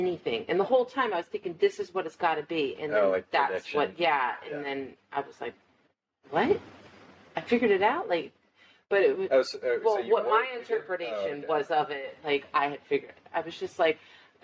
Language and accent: English; Florida, United States; we're from Florida